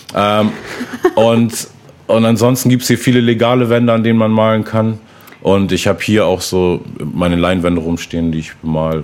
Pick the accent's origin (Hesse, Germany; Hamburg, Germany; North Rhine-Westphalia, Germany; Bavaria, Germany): Hamburg, Germany; also born or lived in Berlin; bin eigentlich gebürtiger Hamburger und komme daher